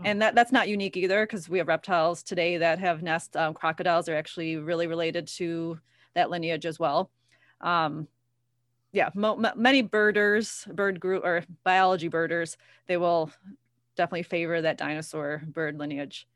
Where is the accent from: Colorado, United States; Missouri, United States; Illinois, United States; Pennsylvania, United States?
Illinois, United States; Ottawa; I'm from Ottawa.